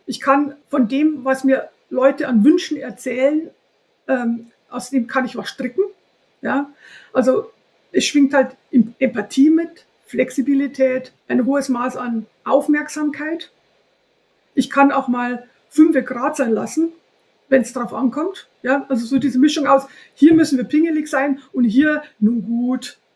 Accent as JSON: {"language": "German", "area": "home town near the Herrmannsdorf farm", "region": "Bavaria", "country": "Germany", "tie": "born or raised there", "said": "auf einem Hof in der Nähe von meinem Heimatort, drei Kilometer weiter weg"}